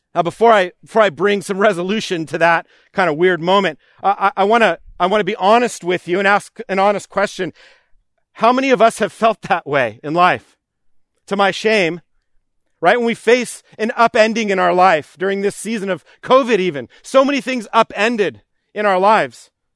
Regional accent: New York, United States; as a child, we would go to Camp Spofford, which was named after Horatio Spofford, uh, growing up in New York.

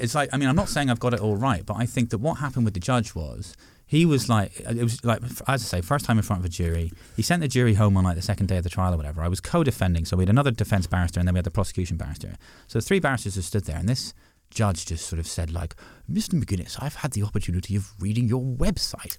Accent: Six Counties, Northern Ireland, United Kingdom; also born or lived in Dublin, Ireland; now in London, United Kingdom; I grew up, I grew up in the Six Counties

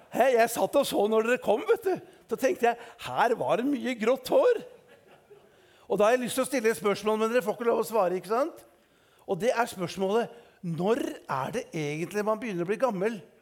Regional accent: Eastern Norway, Norway; som østlending

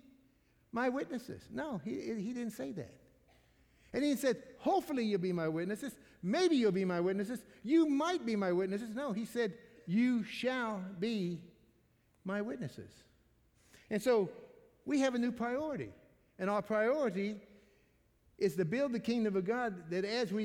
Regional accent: Missouri, United States; I'm from Missouri

